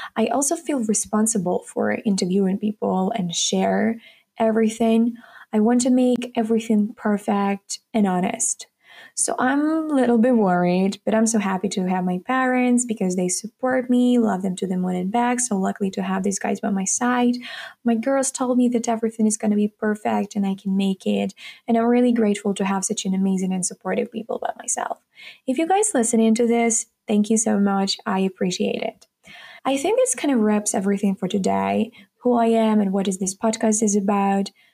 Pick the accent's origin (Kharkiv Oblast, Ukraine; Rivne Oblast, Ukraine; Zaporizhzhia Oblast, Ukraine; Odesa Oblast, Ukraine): Kharkiv Oblast, Ukraine; Kharkiv; English is a second language; I'm from Ukraine, Kharkiv. Currently, I'm a sophomore student at Economic University. I was born and raised here in Ukraine.